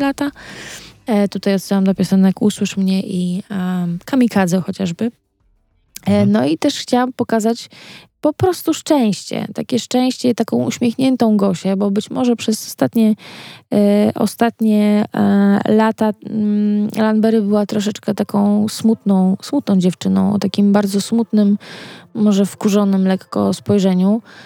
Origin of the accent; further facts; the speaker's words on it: Wyszków, Masovian Voivodeship, Poland; ja pochodzę z Wyszkowa yy, i Wyszków jest pod Warszawą